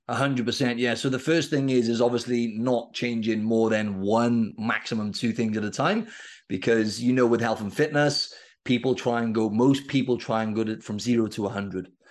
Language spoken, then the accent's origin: English; Wales, United Kingdom; I'm from Wales in the U K, and rugby is, like, our number one sport.